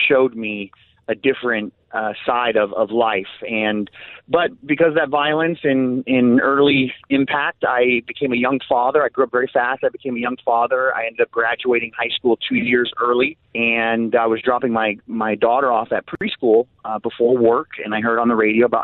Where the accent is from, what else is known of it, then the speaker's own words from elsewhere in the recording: Chicago, Illinois, United States; I was born in Chicago, very, very humble, but, you know, poor conditions